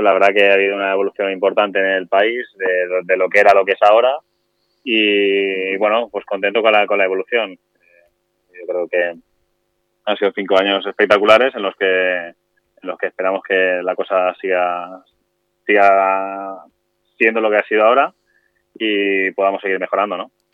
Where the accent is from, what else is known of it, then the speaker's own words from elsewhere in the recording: Alboraya, Valencian Community, Spain; yo soy de Alboraya de toda la vida